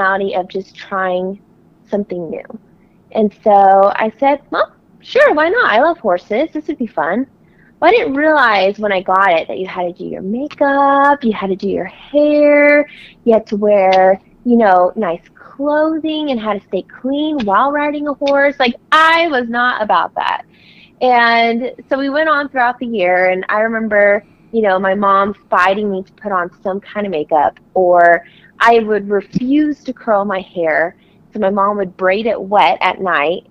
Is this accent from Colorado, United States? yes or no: yes; Platteville, Colorado, United States; I'm from Colorado, being Miss Rodeo Colorado. I grew up in a farming community, primarily in a town called Platteville